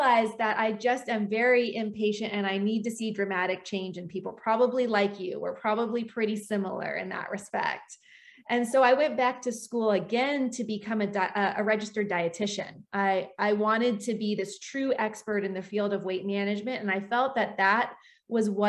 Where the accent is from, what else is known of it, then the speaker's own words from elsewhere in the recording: Washington, United States; I grew up in Washington State.